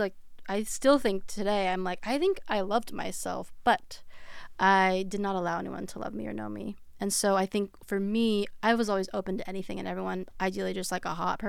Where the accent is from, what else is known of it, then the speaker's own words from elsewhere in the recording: California, United States; Orange County.